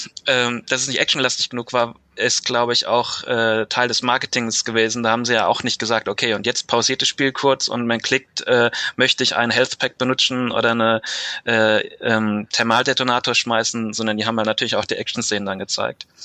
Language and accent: German; Mainz, Rhineland-Palatinate, Germany; Ich bin 28 und komme aus Mainz